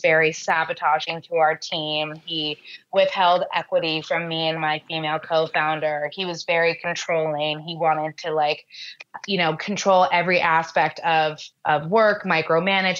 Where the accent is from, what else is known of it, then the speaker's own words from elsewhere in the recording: New York, United States; I'm born and raised in New York